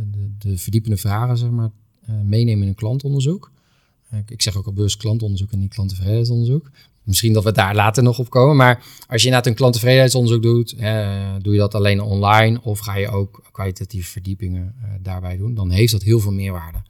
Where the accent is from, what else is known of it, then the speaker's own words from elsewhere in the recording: Doesburg, Gelderland, Netherlands; moved away as an adult; now in Rotterdam, Netherlands; mijn klantreis is begonnen in Doesburg, want daar ben ik geboren. Mhm. En ehm, opgegroeid in, in Doesburg